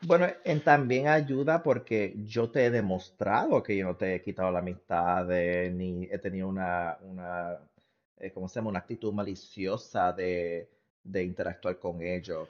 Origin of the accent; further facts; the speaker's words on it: Puerto Rico; now in United States; los puertorriqueños que están en Estados Unidos, porque los, o, nos fuimos de Puerto Rico